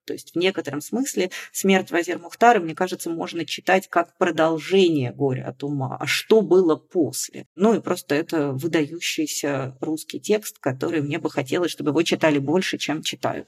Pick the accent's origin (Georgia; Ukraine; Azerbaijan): Georgia; moved away; Я, поскольку выросла в Грузии